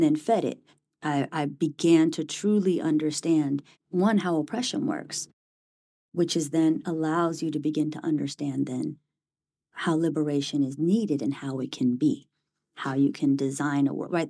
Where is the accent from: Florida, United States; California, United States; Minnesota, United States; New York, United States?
California, United States; Bay Area; moved away as an adult; now in Cambridge, United States; Born and raised in the Bay Area